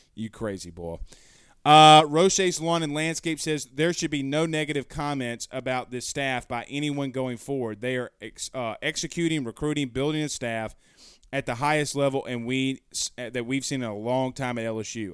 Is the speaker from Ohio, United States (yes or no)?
no; Franklinton, Louisiana, United States; I grew up in the Frank Town, you heard me? Right there on Parker Street